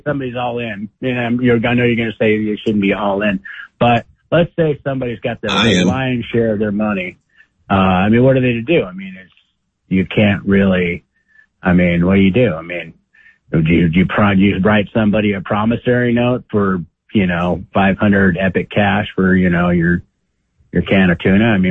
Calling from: Idaho, United States; from Idaho.

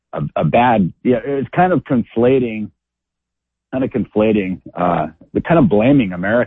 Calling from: Idaho, United States

